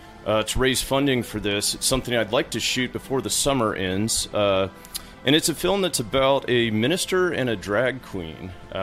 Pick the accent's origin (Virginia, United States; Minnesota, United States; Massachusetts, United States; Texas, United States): Virginia, United States; Lynchburg; But having been back in my hometown after all the traveling, it caused me to revisit a sort of theme that I hadn't thought about in years.